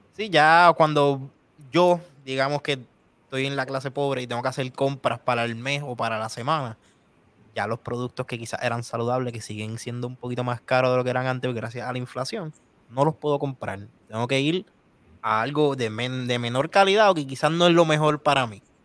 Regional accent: Puerto Rico

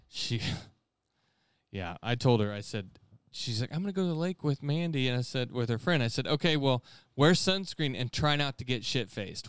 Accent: Conway Springs, Kansas, United States; he lives in Conway Springs, my hometown.

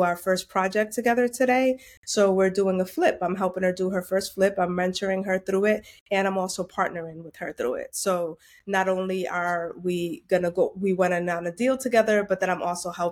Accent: Providence, Rhode Island, United States; I'm born and raised in Providence, Rhode Island. My parents are Dominican

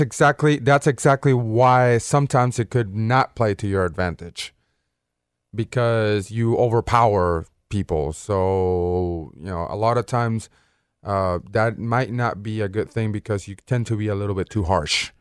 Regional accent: Caracas, Capital District, Venezuela; moved away as an adult; now in Memphis, United States; I was born in Caracas, Venezuela.

